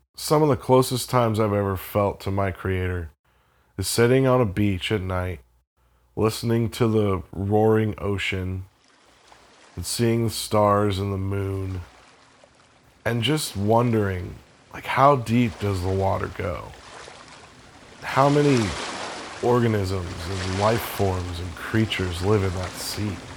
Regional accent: Florida, United States; I grew up in Florida

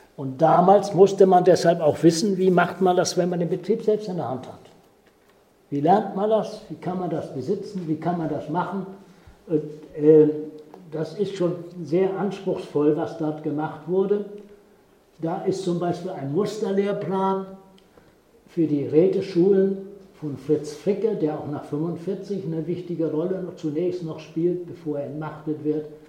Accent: Ahrensbök, Schleswig-Holstein, Germany; bin noch als Däne geboren, 1937 in Arnsböck in Ostholstein

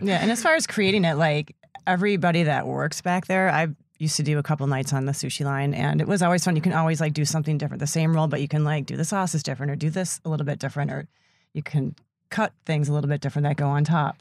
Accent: Sister Bay, Wisconsin, United States; I grew up in Sister Bay, so I've been working in restaurants.

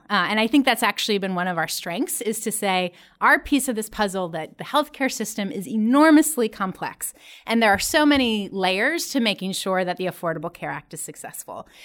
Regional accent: Columbus, Ohio, United States; my hometown, Columbus, Ohio

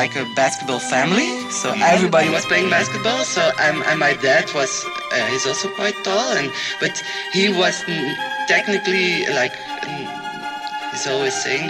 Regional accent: Ghent, Flanders, Belgium; like I'm from Ghent, but I'm from Mariakerke. It's like 5 kilometers outside of Ghent, but still, like my world was there. I went to school in Mariakerke

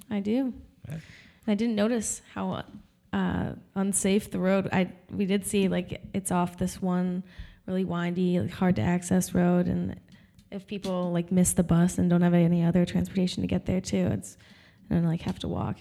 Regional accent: Rochester, New York, United States; I'm from Rochester, New York

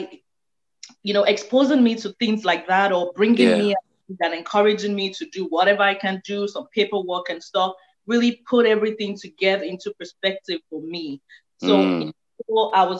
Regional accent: Nigeria; moved away as an adult; now in Houston, United States; I was born and raised in Nigeria

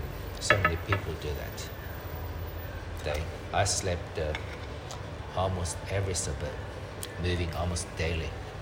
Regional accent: China; English is a second language; now in Australia; That's why my English like this.

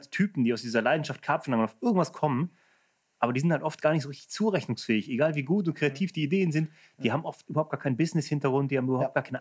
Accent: Germany; also ich als Deutscher komme zu einem Unternehmen in Holland, das aber eigentlich Englisch ist.

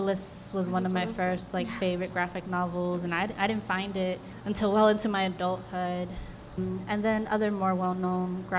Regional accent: Texas, United States; I'm born and raised in Texas

